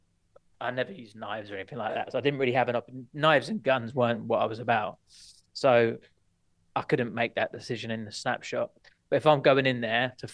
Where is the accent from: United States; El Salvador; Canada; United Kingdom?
United Kingdom; Watford, East of England; moved away as an adult; also born or lived in Portsmouth; I was brought up in Watford, just outside North London